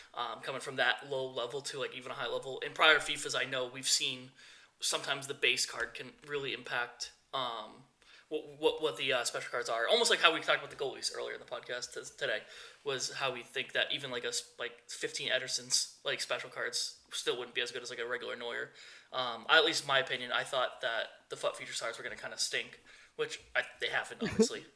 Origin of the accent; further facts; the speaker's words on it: United States; I'm from the United States